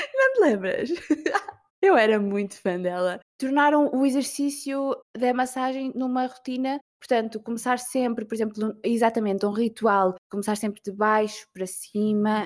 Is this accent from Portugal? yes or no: yes; Portugal; eu sou da Vieira